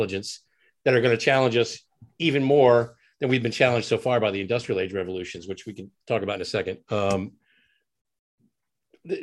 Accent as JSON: {"language": "English", "country": "United States", "said": "as an American"}